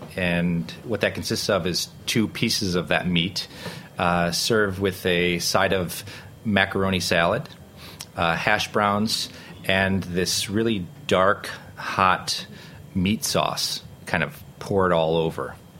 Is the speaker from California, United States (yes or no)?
no; Rochester, New York, United States; moved away as an adult; also born or lived in Kassel, Germany; now in New York City, United States; growing up in Rochester